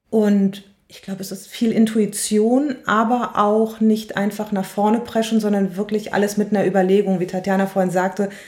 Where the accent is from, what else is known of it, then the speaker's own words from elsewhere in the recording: North Rhine-Westphalia, Germany; also born or lived in Cologne; ich bin äh, in der Nähe von Königswinter groß geworden. Deswegen sage ich mal, ich bin Rheinländerin. Ich würde gerne sagen, ich bin waschechte Kölnerin. Da habe ich zwar sehr, sehr lange gelebt